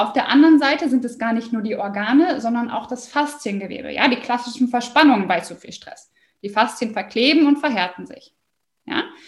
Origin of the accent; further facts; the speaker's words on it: Osnabrück, Lower Saxony, Germany; ich komme aus Osnabrück